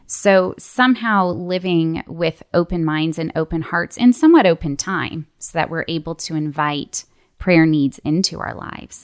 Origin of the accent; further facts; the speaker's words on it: Toronto, Ontario, Canada; moved away as an adult; also born or lived in Lookout Mountain, Georgia; now in Atlanta, United States; I grew up in Toronto, Canada, and came to the States for college